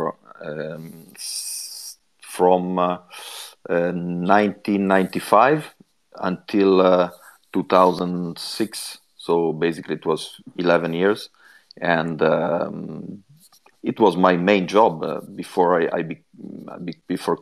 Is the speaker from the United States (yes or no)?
no; Genoa, Liguria, Italy; English is a second language; also born or lived in Swindon; at the moment I'm in my hometown in Genoa